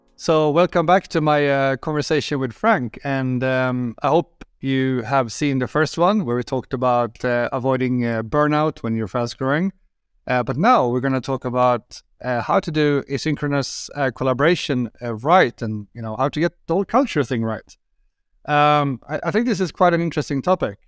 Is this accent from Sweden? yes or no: yes; Sweden; I'm from Sweden